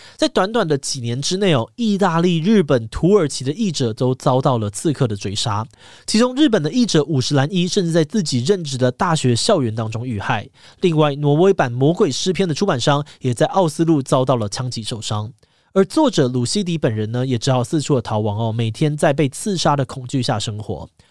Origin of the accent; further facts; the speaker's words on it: Taiwan; 身为台湾人